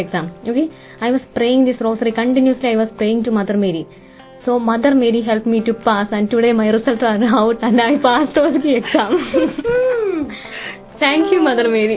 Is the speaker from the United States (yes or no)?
no; India; moved away as an adult; now in United Kingdom; I'm from India